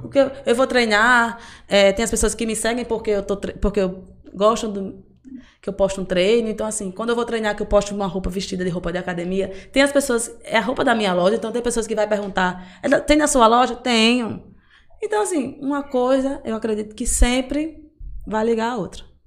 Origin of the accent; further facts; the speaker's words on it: Amargosa, Bahia, Brazil; eu sou do interior, né? Eu sou de Amargoso, na verdade. E lá, quando eu era criança